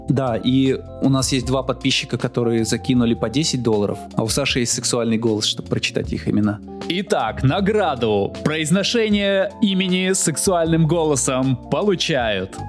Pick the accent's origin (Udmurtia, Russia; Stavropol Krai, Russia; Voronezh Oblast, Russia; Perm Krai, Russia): Udmurtia, Russia; Izhevsk; moved away; Я приехал из Ижевска. Да, прошлый, прошлый раз я был в Ижевске. Я там родился